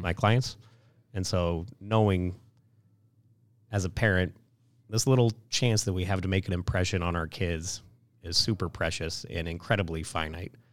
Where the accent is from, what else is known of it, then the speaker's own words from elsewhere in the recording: Kansas City, United States; moved away as an adult; also born or lived in Detroit; growing up in Kansas City was fantastic